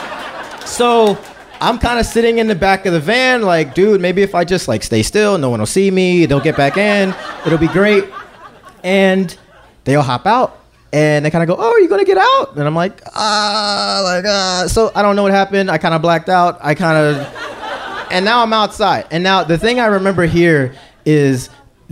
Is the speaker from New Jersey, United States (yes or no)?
no; Philadelphia, Pennsylvania, United States; I'm from Philly